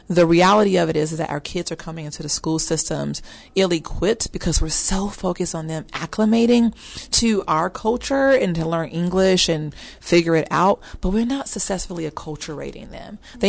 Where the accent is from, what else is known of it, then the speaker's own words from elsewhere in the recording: Chicago, Illinois, United States; moved away as an adult; now in Dallas, United States; And I'm originally from Chicago, so I'm a Midwest girl as well. I moved here 12 years ago to pursue Dallas Seminary, and honestly, just my dreams took off from there.